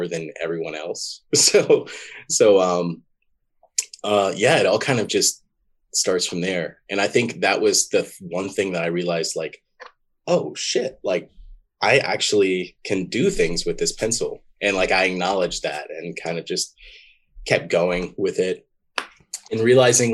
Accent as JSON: {"language": "English", "town": "Shreveport", "region": "Louisiana", "country": "United States", "tie": "born or raised there", "said": "I grew up in Shreveport, Louisiana."}